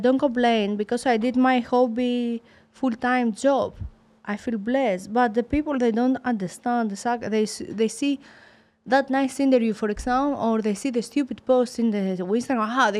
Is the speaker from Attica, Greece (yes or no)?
no; Sparta, Peloponnese, Greece; English is a second language; moved away as an adult; also born or lived in Germany / England / Mexico; now in United States; I come from Sparta. I go Germany to start my professional boxing. After I go in England, after I go in Mexico, now in America.